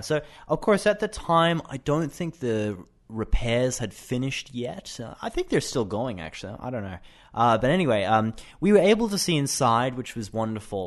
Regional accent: Brisbane, Queensland, Australia; I am 28 and I am from Australia, Brisbane.

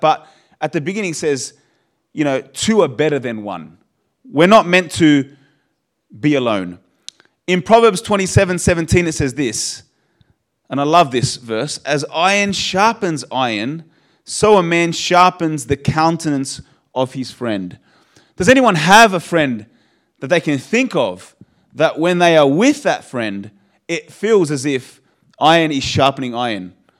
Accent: Australia; born there; You know, I'm Polish. You know, my blood is Polish, born in Australia, so I guess I'm an Australian Polish human being.

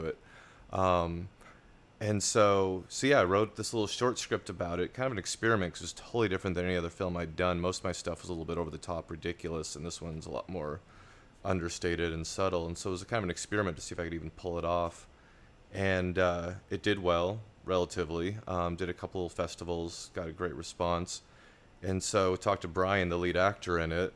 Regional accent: Laurel, Montana, United States; moved away; also born or lived in Billings, Montana; I was born in Montana, uh, Billings, Montana, grew up in Laurel.

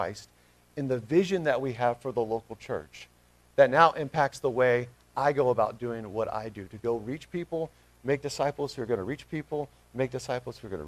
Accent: Smyrna, United States; moved away; Smyrna First Baptist, which is my hometown where I'm from

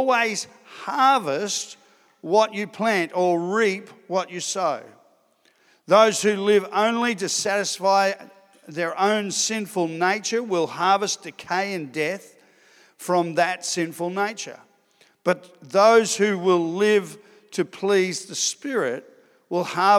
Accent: Sydney, New South Wales, Australia; moved away as an adult; also born or lived in Ipswich / Darwin / Adelaide; I grew up in Sydney

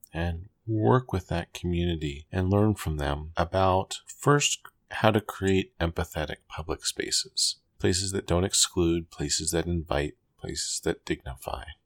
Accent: D.C., Maryland, United States; I grew up just outside of Washington, D, D C, and Maryland.

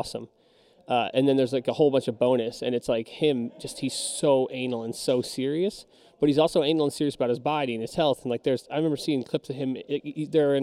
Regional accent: New Jersey, United States; I'm from Jersey

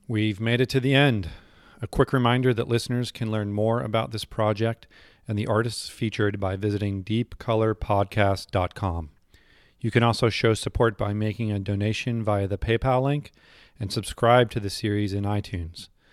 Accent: New Hampshire, United States; moved away; I grew up in New Hampshire

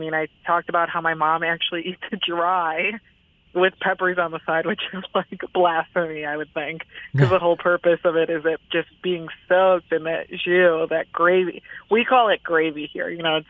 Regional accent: Chicago suburbs, Illinois, United States; also born or lived in Mexico City, Mexico; now in Chicago, United States; I was born in Mexico City and I grew up in the suburbs and moved to the city when I was 18.

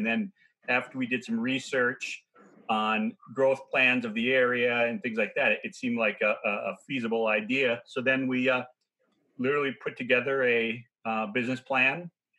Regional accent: Minnesota, United States; also born or lived in East Coast / West Coast; I've lived in Minnesota for most of my life. After college, I spent a few years out of Minnesota on both coasts. And then once my wife and I settled down, we chose to go back to the Midwest in Minneapolis.

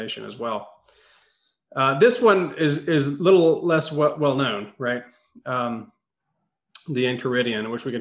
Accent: Alabama, United States; I grew up around Braves fans. The next state over in Alabama

